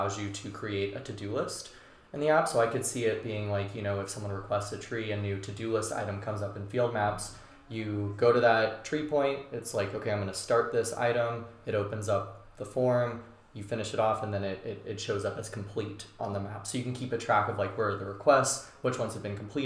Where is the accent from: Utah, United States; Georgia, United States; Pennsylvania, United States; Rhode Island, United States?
Georgia, United States; South; When I was growing up in South Georgia, there was a willow tree in my front yard